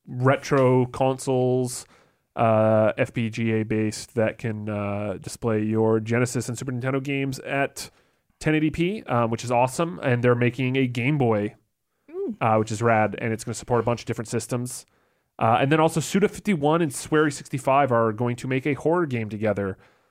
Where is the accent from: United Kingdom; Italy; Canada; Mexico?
Canada; I'm Canadian. Oh yeah. For anyone who's listening, I remind everyone around me that I'm Canadian about every 10 minutes.